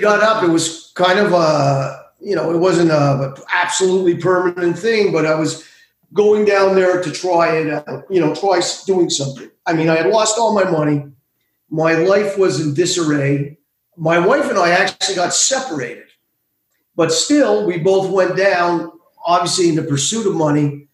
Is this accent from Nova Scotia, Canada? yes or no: no; Montreal, Quebec, Canada; I grew up in Montreal